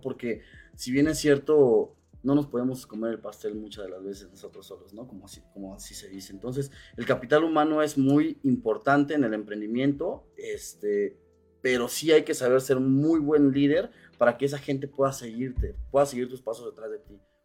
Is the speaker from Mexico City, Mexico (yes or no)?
no; Cuernavaca, Morelos, Mexico; yo soy este emprendedor originario de Cuernavaca, Morelos